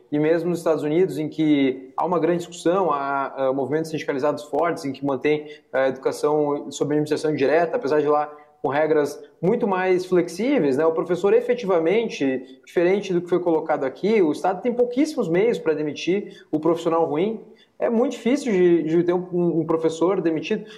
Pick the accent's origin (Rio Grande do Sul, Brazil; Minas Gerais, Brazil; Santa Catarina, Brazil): Rio Grande do Sul, Brazil; Lajeado; now in Brasília, Brazil; Eu sou de Lajeado, hoje estou aqui em Brasília, né? Eu sou chefe de gabinete, deputado federal aqui em Brasília, estou aqui em Brasília